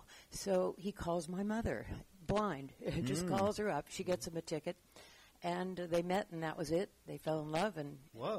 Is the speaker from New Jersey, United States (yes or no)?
no; Los Angeles, California, United States; No, I was born and raised in Los Angeles.